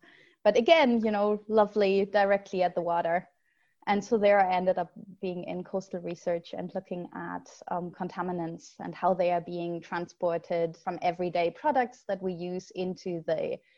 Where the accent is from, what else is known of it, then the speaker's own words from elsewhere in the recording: Berlin, Germany; moved away as an adult; also born or lived in Lübeck; And then for university, I moved away from Berlin to northern Germany, to like a small town around the coast, to Lübeck.